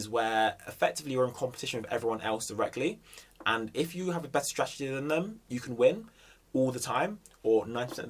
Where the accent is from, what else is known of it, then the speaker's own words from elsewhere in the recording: Jamaica; I'm also Jamaican